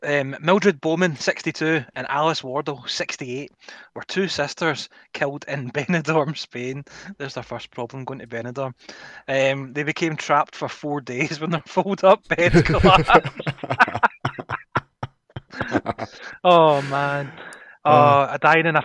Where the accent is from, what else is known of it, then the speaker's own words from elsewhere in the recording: Scotland, United Kingdom; I'm a Scottish person